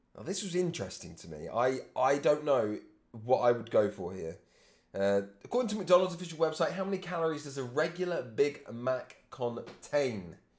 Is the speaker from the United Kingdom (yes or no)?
yes; England, United Kingdom; I'm English